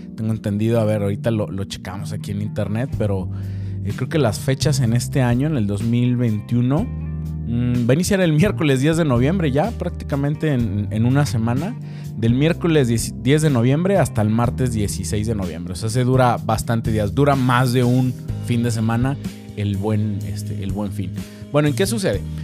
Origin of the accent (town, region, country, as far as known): Mexico